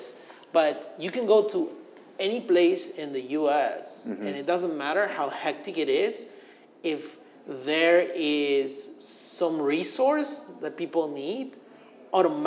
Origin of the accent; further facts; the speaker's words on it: Lima, Peru; moved away; also born or lived in United States; this is my home country